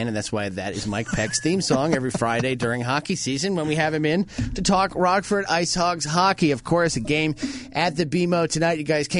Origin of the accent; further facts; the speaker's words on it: England, United Kingdom; I'm very English.